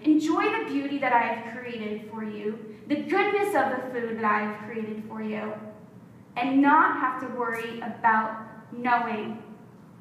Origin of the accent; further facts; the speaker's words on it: South Florida, United States; we grew up in South Florida